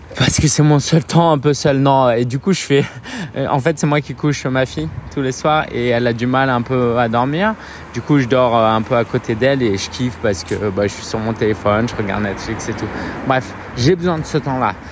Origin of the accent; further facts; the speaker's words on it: France; J'ai grandi en France, j'ai vu, je suis né en France